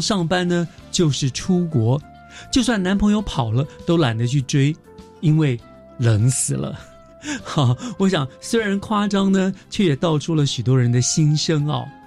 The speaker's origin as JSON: {"language": "Chinese", "region": "Taipei", "country": "Taiwan", "tie": "born or raised there", "said": "我从小在台北生长"}